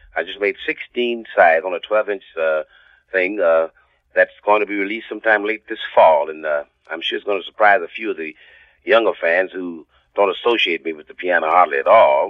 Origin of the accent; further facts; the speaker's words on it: Chicago, Illinois, United States; also born or lived in Montgomery, Alabama; I was born in Montgomery, Alabama, and my family moved to Chicago when I was four years old